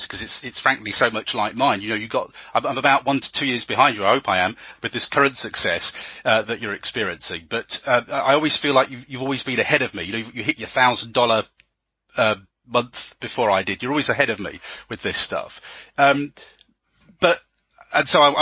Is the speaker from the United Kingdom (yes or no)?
yes; England, United Kingdom; an English author